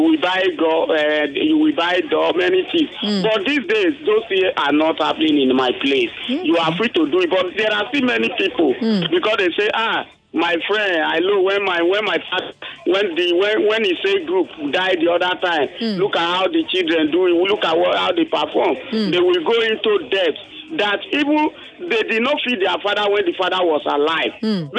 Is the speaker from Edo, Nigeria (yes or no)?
yes; Edo, Nigeria; now in Lagos, Nigeria; Yeah, I'm from Edo State.